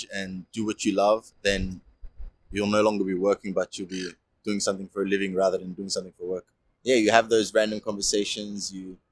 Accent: Melbourne, Victoria, Australia; I'm from Melbourne City.

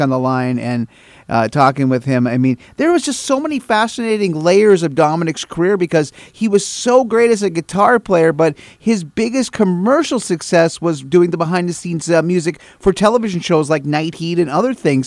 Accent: Minnesota, United States; I live uh, in northwestern Minnesota. I actually my I grew up in a small town that was about 30 miles from the Canadian win, the Manitoba border.

